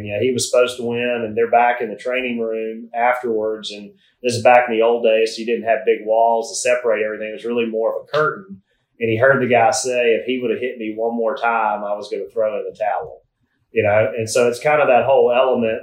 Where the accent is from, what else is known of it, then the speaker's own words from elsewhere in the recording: South Alabama, United States; as a 10-year-old growing up in South Alabama